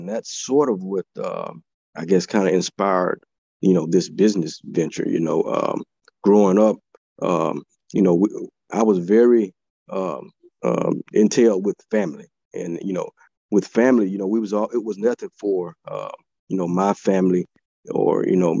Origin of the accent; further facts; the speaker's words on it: Eufaula, Alabama, United States; Yeah, actually, I loved it. You know, anybody ever been down there, you know it's more of a small town feeling. I'm a small town guy.